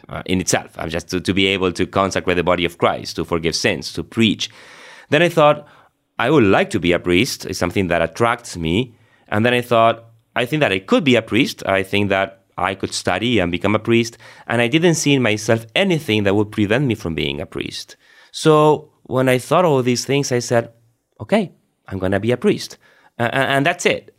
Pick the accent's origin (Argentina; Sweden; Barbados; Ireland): Argentina; moved away as an adult; also born or lived in Rome; I was born and raised in Argentina